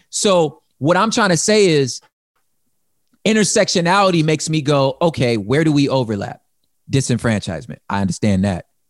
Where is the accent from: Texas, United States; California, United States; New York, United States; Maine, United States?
California, United States; I don't cease being a Californian when I become a grab, still a Californian